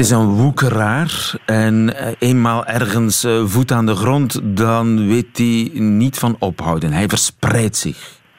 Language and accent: Dutch; Flanders, Belgium; wij als Vlamingen